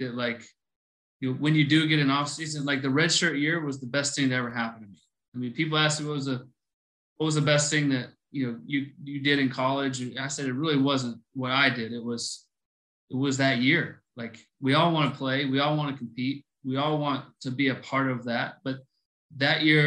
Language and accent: English; Buffalo Gap, Texas, United States; I grew up in Buffalo Gap, Texas.